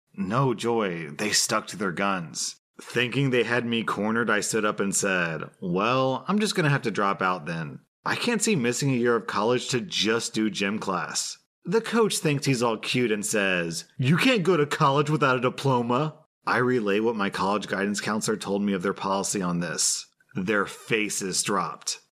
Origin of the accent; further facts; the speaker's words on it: United States; As an American